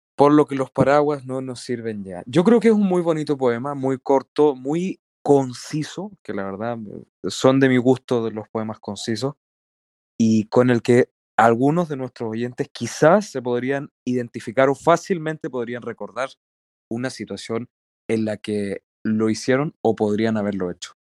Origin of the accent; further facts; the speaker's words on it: Chile; Aquí en Chile